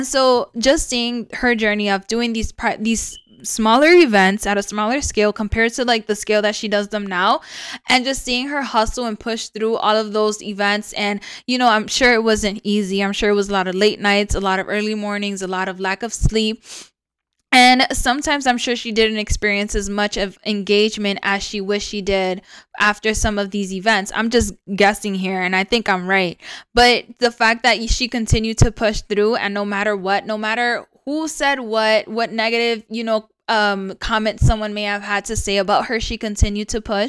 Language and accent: English; New York City, New York, United States; born or raised there; moved away; also born or lived in Rochester, New York